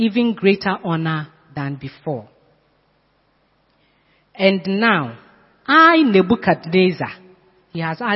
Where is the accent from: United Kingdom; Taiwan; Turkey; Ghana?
Ghana; Sekondi-Takoradi, Western Region; now in Accra, Ghana; I went to my hometown a few years ago. I met my classmate, my class one mate. We played along the streets of Sekendi.